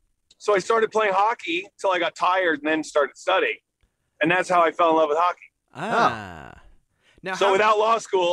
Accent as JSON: {"language": "English", "town": "Scottsdale", "region": "Arizona", "country": "United States", "tie": "born or raised there", "also_born_or_lived": "Long Beach, United States", "said": "I was born in Los Angeles, California, Long Beach, California. And then I moved to all over the world with my dad's job. And then I spent high school and my tennis training in Phoenix, Scottsdale, actually."}